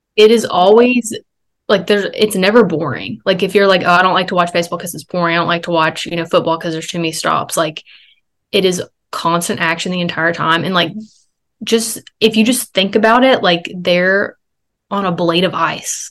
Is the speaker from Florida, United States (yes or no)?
no; Alabama, United States; I had to work the next day back in my hometown